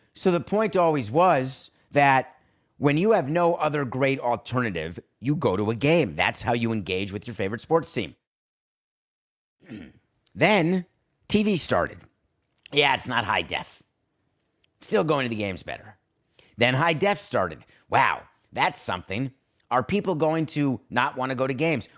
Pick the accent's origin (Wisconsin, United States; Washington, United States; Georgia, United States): Wisconsin, United States; Milwaukee; I'm from Milwaukee